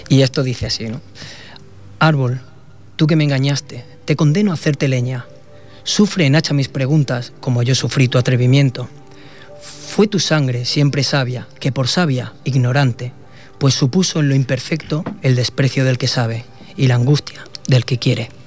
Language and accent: Spanish; Sabadell, Catalonia, Spain; Yo soy de Sabadell.